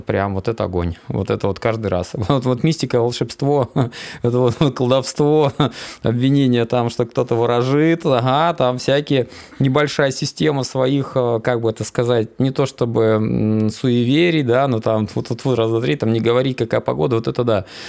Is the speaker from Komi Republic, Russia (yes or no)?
yes; Inta, Komi Republic, Russia; Я же как уроженец Инты, вот, у меня пятиэтажный дом.